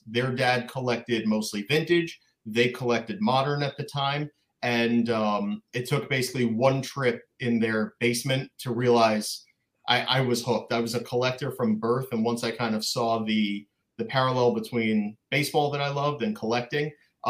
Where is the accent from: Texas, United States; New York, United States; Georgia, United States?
New York, United States; Long Island; But anyway, I grew up in Long Island, New York.